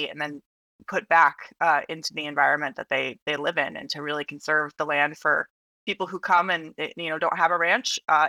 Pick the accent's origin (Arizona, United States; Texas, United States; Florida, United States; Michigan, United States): Arizona, United States; Flagstaff; now in Washington, D.C., United States; In Flagstaff, Arizona.